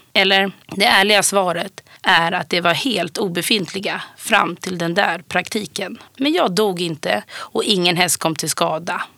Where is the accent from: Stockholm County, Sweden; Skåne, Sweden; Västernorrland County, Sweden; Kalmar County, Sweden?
Stockholm County, Sweden; Stockholm; jag är uppvuxen på Södermalm i Stockholm